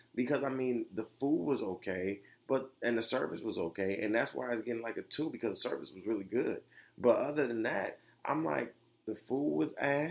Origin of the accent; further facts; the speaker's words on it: Detroit, Michigan, United States; I was raised in Detroit